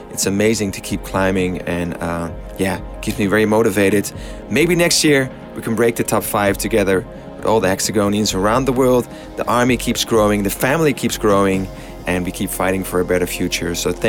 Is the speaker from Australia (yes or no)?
no; Amsterdam, North Holland, Netherlands; My God, that was a crazy week in my hometown.